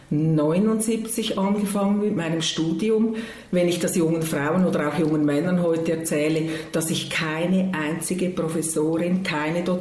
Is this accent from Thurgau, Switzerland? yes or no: no; Zurich, Switzerland; accent: Zurich dialect; Und ich denke, wenn ich Dialekt spreche, alle Leute hören sofort, dass ich von Zürich komme, weil mein Zürcher Dialekt ist doch sehr ausgeprägt.